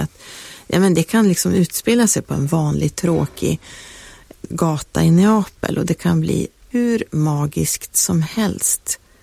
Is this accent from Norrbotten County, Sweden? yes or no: yes; Piteå, Norrbotten County, Sweden; moved away; när jag åkte tillbaka till Piteå där jag är uppvuxen